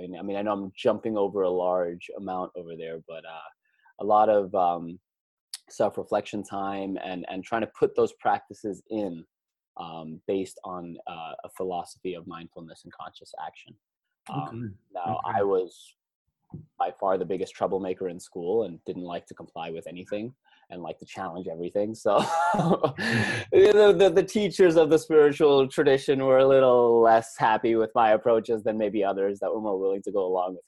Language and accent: English; Vrindavan, Uttar Pradesh, India; moved away; I was born and raised in India in a small village about 3 hours outside of Delhi. And the village's name is called Vrindavan